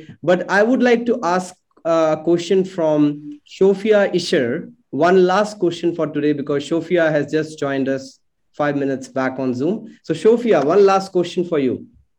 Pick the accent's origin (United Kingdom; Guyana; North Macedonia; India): India; moved away as an adult; now in Sydney, Australia; I'm coming from India